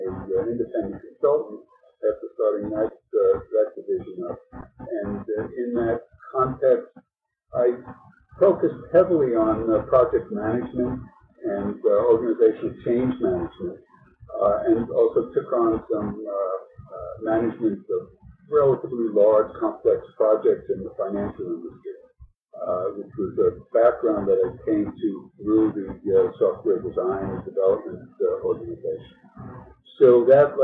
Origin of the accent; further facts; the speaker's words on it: New York City, New York, United States; also born or lived in Brooklyn; I was born in Brooklyn and lived by the beach until my parents had this crazy idea of moving to the suburbs, and since then grown up in and around the New York City area